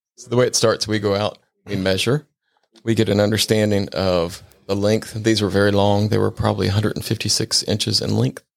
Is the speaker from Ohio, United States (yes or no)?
yes; Cincinnati, Ohio, United States; moved away; also born or lived in Sarasota, Florida; I'm originally from Cincinnati, Ohio